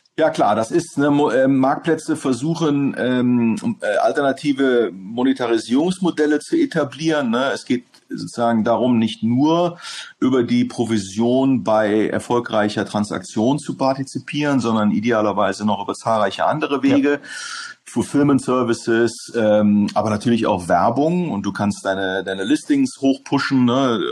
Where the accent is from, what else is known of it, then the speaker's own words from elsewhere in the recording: Hamburg, Germany; moved away as an adult; also born or lived in Netherlands / England / Berlin; zurück nach Hamburg in meiner Heimatstadt